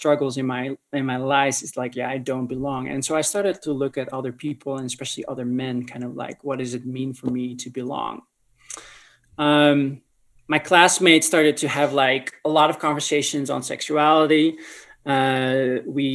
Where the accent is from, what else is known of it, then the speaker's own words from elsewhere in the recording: North Holland, Netherlands; moved away as an adult; now in Colorado Springs, United States; I grew up in the Netherlands, born and raised from parents who were immigrants from Indonesia.